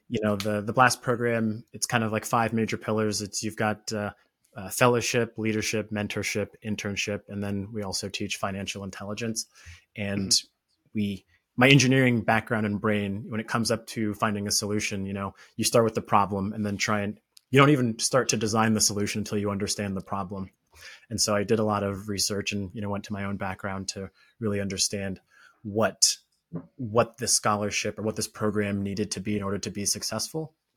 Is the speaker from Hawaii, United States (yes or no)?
no; Orlando, Florida, United States; I grew up in Florida, Orlando, Florida